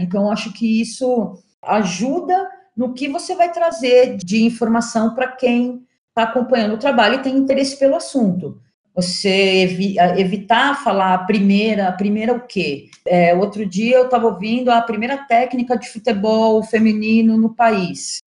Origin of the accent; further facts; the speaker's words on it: São Paulo, Brazil; eu sou jornalista, sou de São Paulo